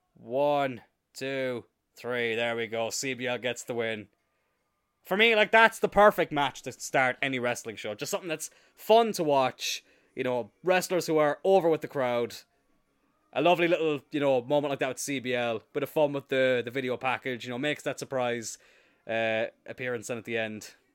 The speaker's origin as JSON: {"language": "English", "town": "Cloyne", "region": "Munster", "country": "Ireland", "tie": "born or raised there", "said": "I grew up in countryside in East Cork"}